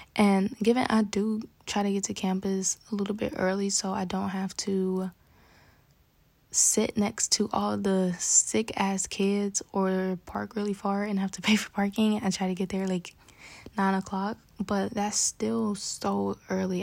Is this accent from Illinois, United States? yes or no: no; New York City, New York, United States; I'm from Bronx, New York, and we talk fast